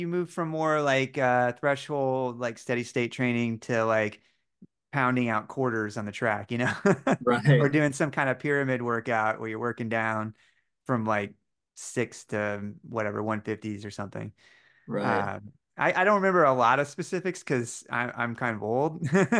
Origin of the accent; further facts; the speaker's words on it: Bloomington, Indiana, United States; Yes, yeah, I'm from Bloomington.